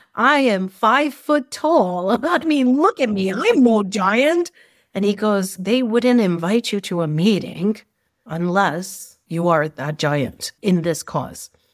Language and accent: English; Canada; I was brought up in Canada with a strong Indian background and family